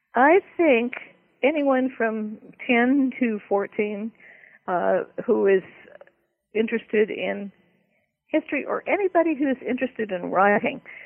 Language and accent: English; Berkeley, California, United States; I belonged to the Young Authors Club at the Berkeley Daily Gazette, where I was growing up in California